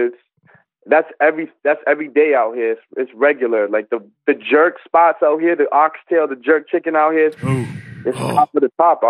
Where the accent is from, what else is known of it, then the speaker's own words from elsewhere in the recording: Brampton, Ontario, Canada; Greater Toronto Area. So I'm not in the city of Toronto, but I'm like 15 minutes outside. And I'm from Brampton. I was born out here. And I've been rapping. So I just turned 28. Like, I'm an 89 baby. I just turned 28.